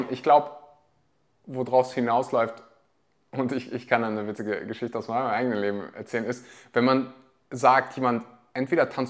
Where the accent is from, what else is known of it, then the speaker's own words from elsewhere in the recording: Weeze, North Rhine-Westphalia, Germany; Also ich komme aus dem Dorf, das heißt Weze.